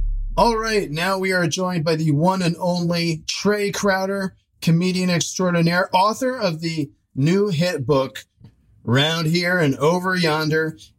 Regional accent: Ohio, United States; my home state of Ohio

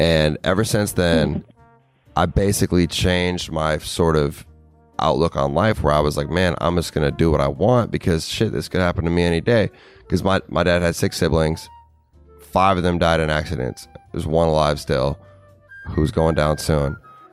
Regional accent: Minnesota, United States; moved away as an adult; I never thought I was going to leave Minnesota when I was 20

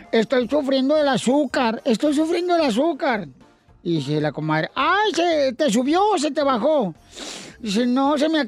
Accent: Mexico; now in United States; siempre metemos los mexicanos los números dentro de la conversión de nosotros

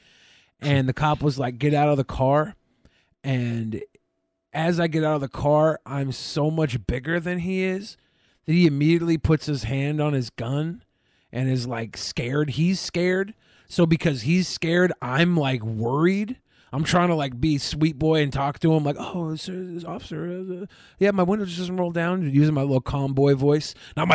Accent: United States; I'm from America

